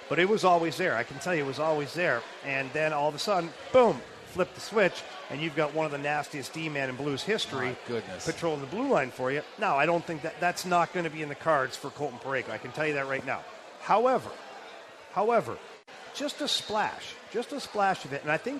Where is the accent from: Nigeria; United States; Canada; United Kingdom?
Canada; Ottawa, Ontario; Montreal Canadiens for us was like the home team because at the time, Ottawa did not have the Senators. So we grew up on the Montreal Canadiens and the Toronto Maple Leafs